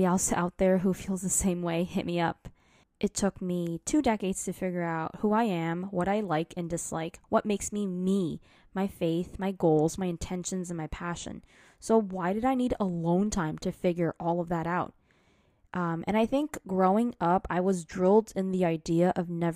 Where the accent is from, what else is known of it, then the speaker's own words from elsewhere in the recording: United States; I am Asian American